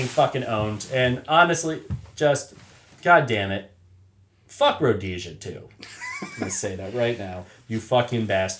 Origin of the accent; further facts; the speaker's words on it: United States; as an American